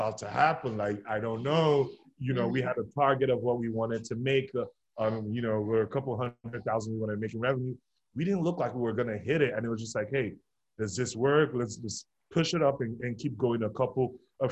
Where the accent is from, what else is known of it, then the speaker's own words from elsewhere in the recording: Nigeria; now in Louisville, United States; I'm originally from Nigeria